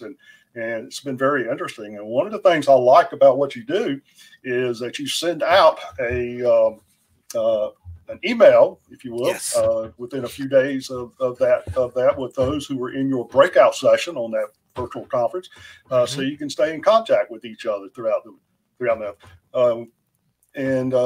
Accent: southeast North Carolina, United States; I grew up here in North Carolina. I'm a North Carolina born and bred buddy, you know, down here in the southeast area of North Carolina

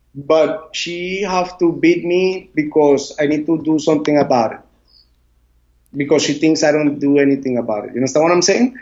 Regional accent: Puerto Viejo, Limón, Costa Rica; English is a second language; I grew up on the Caribbean side, Puerto Viejo

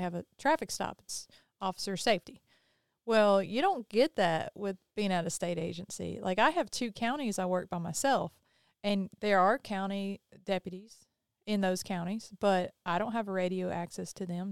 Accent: the South, United States; we're from the South

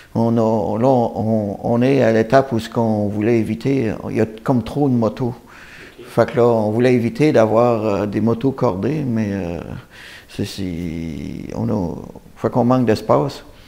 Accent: Saint-Jean-Port-Joli, Quebec, Canada; on est originaire de Saint-Jean-Port-Joli

